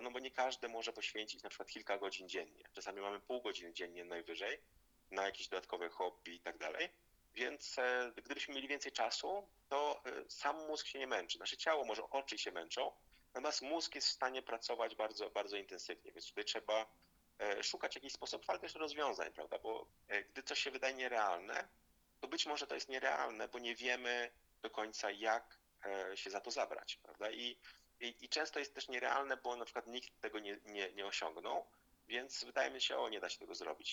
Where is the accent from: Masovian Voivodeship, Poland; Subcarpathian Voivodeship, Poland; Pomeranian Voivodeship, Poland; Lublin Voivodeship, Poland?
Masovian Voivodeship, Poland; Zielonka; urodziłem się i pochodzę z Zielonki, to jest ma miejscowość pod Warszawą